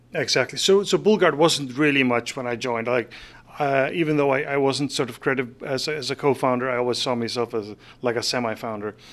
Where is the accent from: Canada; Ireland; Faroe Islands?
Faroe Islands; moved away as an adult; also born or lived in Denmark; now in San Francisco, United States; I was born in the Faroe Islands in, uh, nineteen seventy-two, and I moved out of there in nineteen ninety-four. So I did live my first twenty-two years in the Faroe Islands